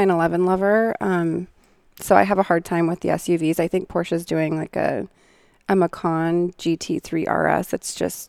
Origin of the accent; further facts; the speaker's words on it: Seattle, Washington, United States; When I was growing up in Seattle, I would see the sailboats out on the water